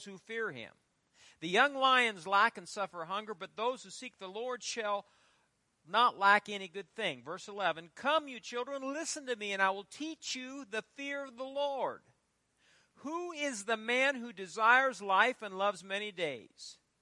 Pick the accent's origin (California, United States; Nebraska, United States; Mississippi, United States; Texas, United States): Nebraska, United States; Fairbury; my hometown of Fairbury